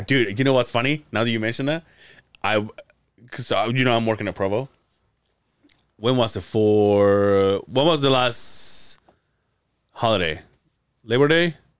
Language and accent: English; Mérida, Yucatán, Mexico; now in Utah, United States; my hometown. It's the only Mayan ruins. The Yucatan? Mérida, Yucatan